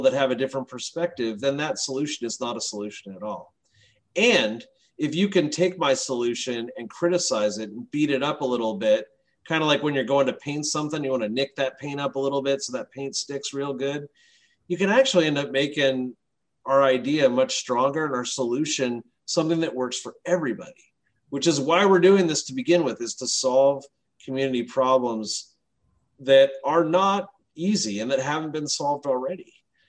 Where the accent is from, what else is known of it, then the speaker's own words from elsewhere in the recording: England, United Kingdom; now in United States; I'm from England originally. My brother still lives in England